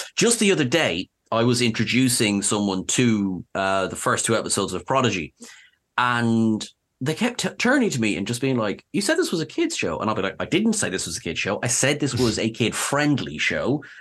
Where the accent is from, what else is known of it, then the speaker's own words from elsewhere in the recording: Ireland; I'm Irish